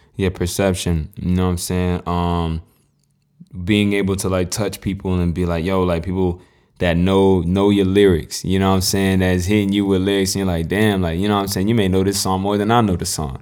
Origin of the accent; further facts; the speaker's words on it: North Carolina, United States; I'm from North Carolina